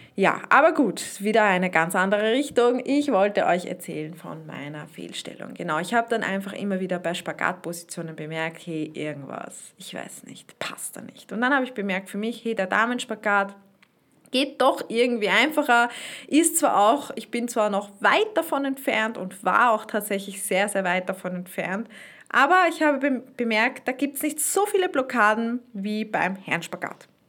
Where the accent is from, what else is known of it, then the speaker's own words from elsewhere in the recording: Austria; so eine Spreizhose, heißt das bei uns in Österreich